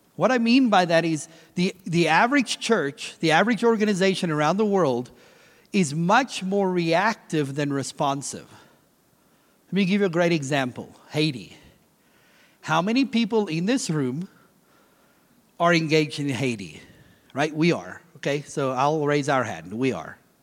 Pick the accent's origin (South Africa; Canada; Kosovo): South Africa; moved away; I'm originally from South Africa